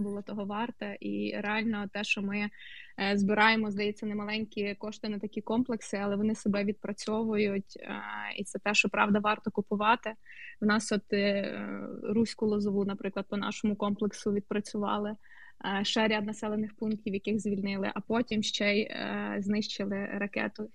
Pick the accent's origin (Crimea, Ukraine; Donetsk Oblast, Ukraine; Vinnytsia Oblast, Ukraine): Vinnytsia Oblast, Ukraine; Bar; moved away; мого рідного містечка Бара